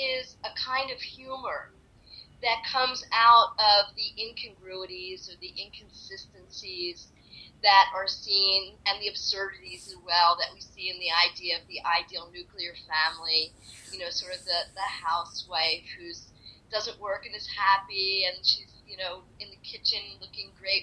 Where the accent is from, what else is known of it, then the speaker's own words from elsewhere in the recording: Atlantic City, New Jersey, United States; I'm from Atlantic City